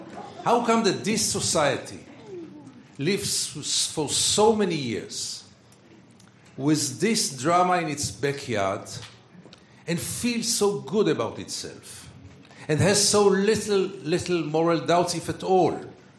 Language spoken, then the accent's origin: English; Tel Aviv, Tel Aviv District, Israel; I was born in Tel Aviv. I was brought up in Tel Aviv. I was a very good boy, Tel Aviv. I served in the Israeli army.